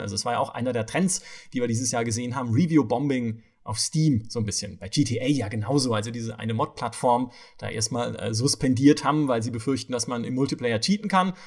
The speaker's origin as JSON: {"language": "German", "region": "Southern Germany", "country": "Germany", "moved": "yes", "said": "ich komme aus Süddeutschland"}